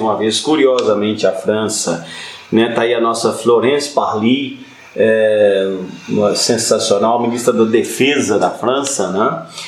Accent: Minas Gerais, Brazil; nós mineiros

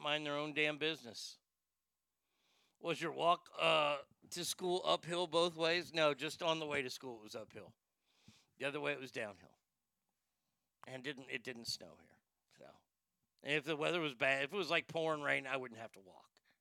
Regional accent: Dallas, Texas, United States; also born or lived in Garland, Texas; I was born in Garland, lived in Garland growing up until second grade. And in second grade, next 4 or 5 years, 6 years, was in Dallas and then came back to Garland

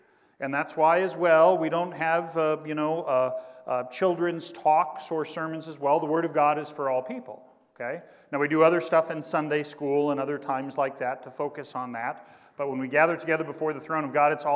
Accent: Kansas, United States; now in Indiana, United States; my home state teams from Kansas

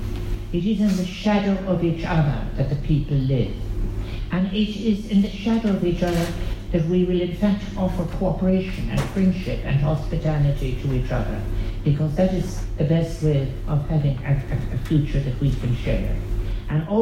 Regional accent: Ireland; we Irish

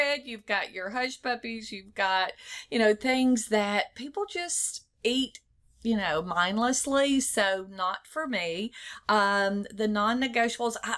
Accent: Cleveland, Mississippi, United States; moved away as an adult; also born or lived in Davenport, Iowa; now in Bossier City, United States; he moved us to Cleveland, Mississippi. So went to school there, graduated high school there.

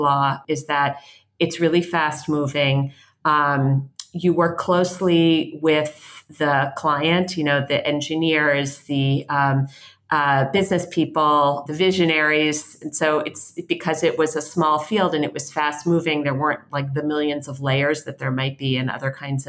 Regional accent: Philadelphia, Pennsylvania, United States; moved away as an adult; also born or lived in Washington, D.C.; I grew up in Philadelphia, which is where I live now

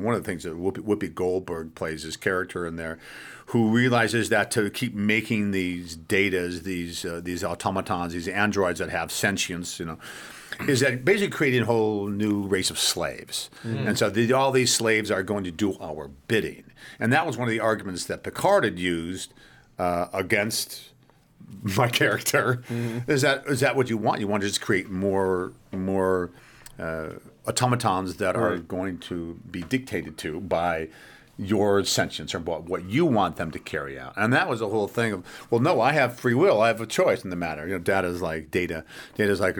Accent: United States; as an American

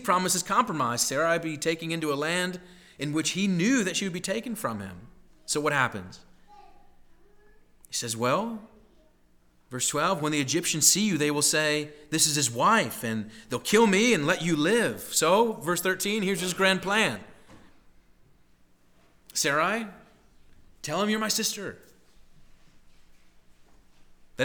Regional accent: Midwest, United States; moved away as an adult; also born or lived in Boston; growing up in the Midwest

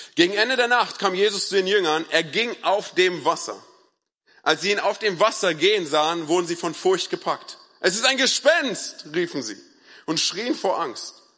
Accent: Berlin, Germany; ich komme ja aus Berlin

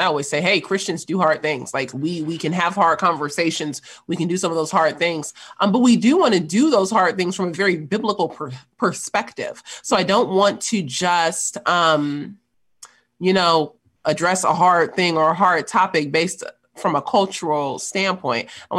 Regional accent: Los Angeles, California, United States; I grew up in South Central Los Angeles

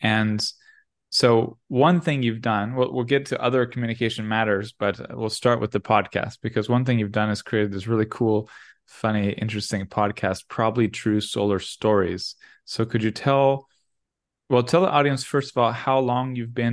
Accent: Florida, United States; moved away as an adult; also born or lived in Europe; I'm originally from Florida

